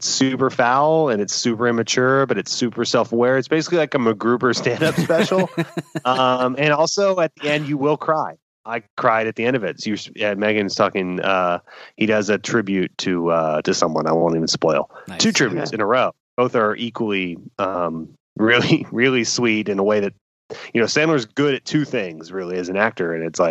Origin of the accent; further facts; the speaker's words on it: Buffalo, New York, United States; moved away as an adult; So I moved across the country from Buffalo, New York to Westwood, to LA.